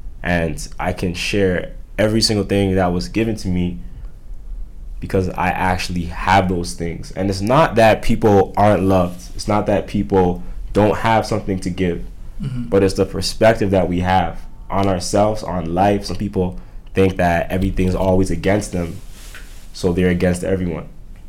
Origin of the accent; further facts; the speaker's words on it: Toronto, Ontario, Canada; So the thing was me growing up, I always felt like the victim.